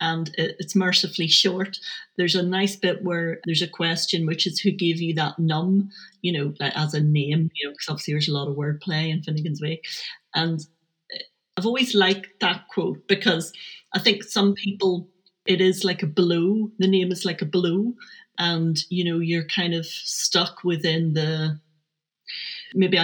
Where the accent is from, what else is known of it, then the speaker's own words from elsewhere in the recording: Belfast, Northern Ireland, United Kingdom; when I was growing up in Belfast during the Troubles